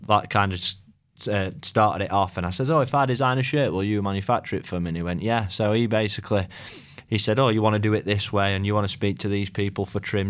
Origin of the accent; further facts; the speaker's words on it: Rotherham, Yorkshire and the Humber, United Kingdom; also born or lived in Sheffield; I was born in Rotherham